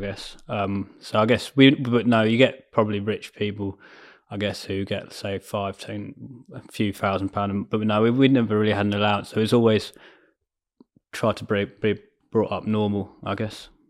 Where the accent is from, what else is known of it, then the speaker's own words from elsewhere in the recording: Ascot, South East England, United Kingdom; also born or lived in London; I was born in London, um, and then moved out to, say, near Ascot, like S-, Surrey, Berkshire way, and then d-, grew up around there